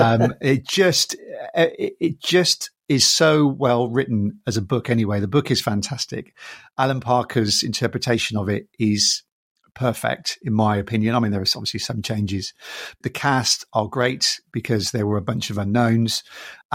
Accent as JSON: {"language": "English", "region": "England", "country": "United Kingdom", "tie": "born or raised there", "said": "I'm Irish as well as British. I'm born in England, but I've got an Irish family."}